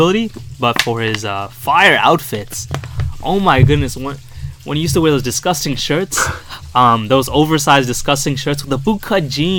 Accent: New York City, New York, United States; accent: Brooklyn; My hometown, of course. People, you already know I'm from Brooklyn.

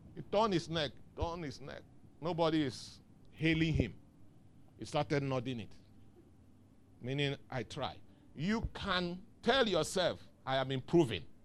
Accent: the East, South East, Nigeria; now in Lagos, Nigeria; I came from the East

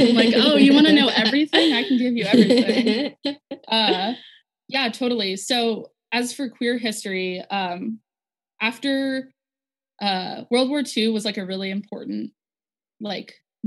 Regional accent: Las Vegas, Nevada, United States; I'm from Las Vegas, Nevada.

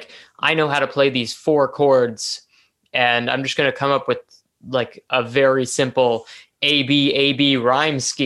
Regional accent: Toronto, Ontario, Canada; I am a musician from Toronto, Ontario

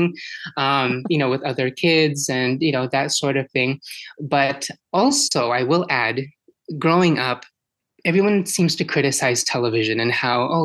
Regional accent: Philippines; now in Washington, United States; born and raised in the Philippines and coming to the US

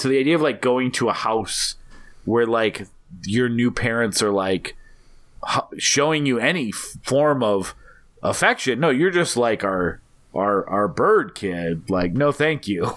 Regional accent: Montana, United States; also born or lived in North Dakota; I grew up mostly in Montana and North Dakota

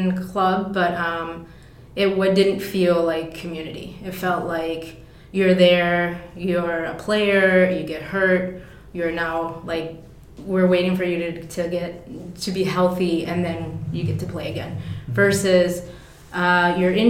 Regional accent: Forest Lake, Minnesota, United States; I grew up in Forest Lake, so I grew up in the suburbs.

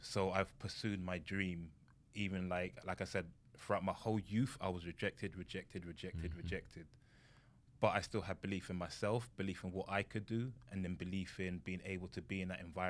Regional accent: England, United Kingdom; I'm from England. So we call it football.

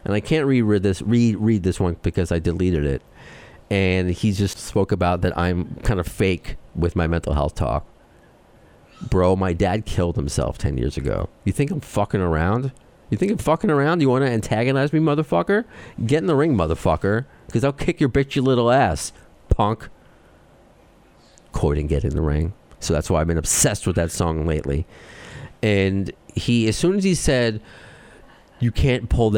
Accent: New York, United States; accent: New York; my Jewish accent, my New York accent

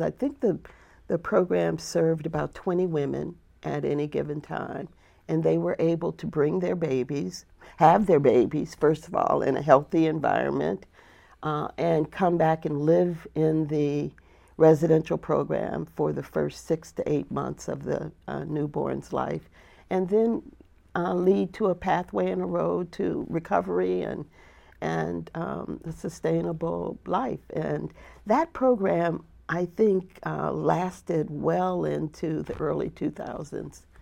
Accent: Flint, Michigan, United States; moved away; also born or lived in the South (US); I grew up in a place called Flint, Michigan.

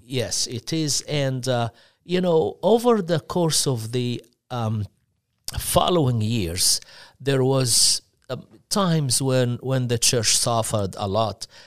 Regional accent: Upper Egypt, Egypt; English is a second language; moved away; I'm originally from the south uh, southern part of Egypt. Uh, this is why I have accent

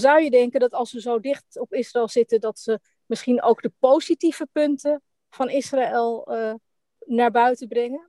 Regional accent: Netherlands; ik ben natuurlijk ook Nederlands

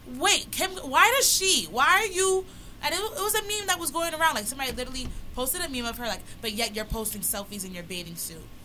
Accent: New York City, New York, United States; I'm just an average girl from Brooklyn

